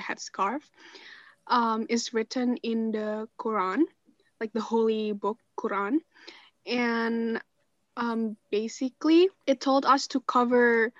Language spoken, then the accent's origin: English; Indonesia; moved away; I'm from Indonesia.